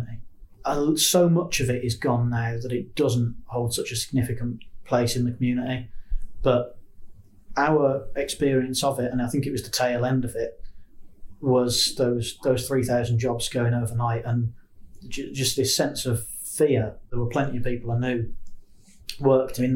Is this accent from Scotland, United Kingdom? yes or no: no; Castle Bromwich, West Midlands, United Kingdom; I grew up in Castle Bromwich, which is Solihull or Birmingham, depending on who you're trying to impress.